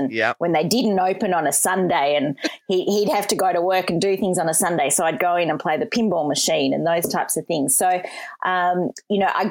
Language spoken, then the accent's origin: English; Melbourne, Victoria, Australia; also born or lived in Moree / Wagga Wagga; we grew up in the Waverley area